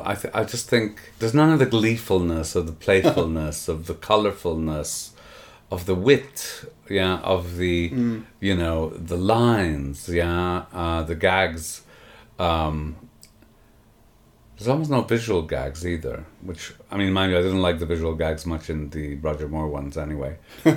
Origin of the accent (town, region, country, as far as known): Canada; born or raised there; now in United Kingdom